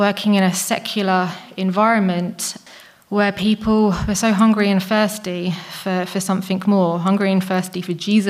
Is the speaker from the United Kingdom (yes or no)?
yes; England, United Kingdom; moved away as an adult; now in Czech Republic; I'm English